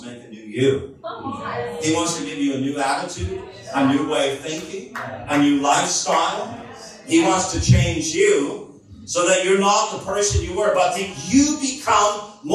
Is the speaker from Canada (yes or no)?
yes; Canada; moved away as an adult; also born or lived in United States; we're from Canada. We lived in the United States for many years